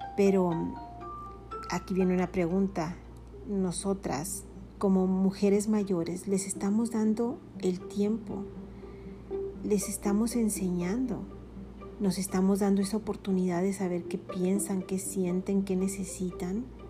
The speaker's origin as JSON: {"language": "Spanish", "country": "Mexico", "said": "Soy mexicana"}